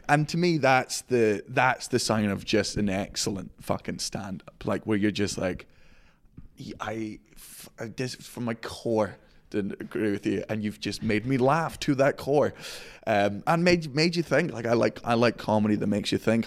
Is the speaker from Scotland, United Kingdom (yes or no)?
yes; Scotland, United Kingdom; I'm Scottish